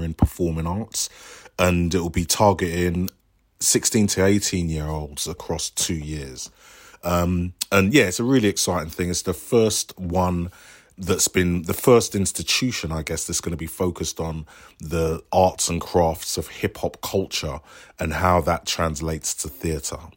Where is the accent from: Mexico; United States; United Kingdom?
United Kingdom; London; I grew up in Bow and we used to train in the Stratford shopping centre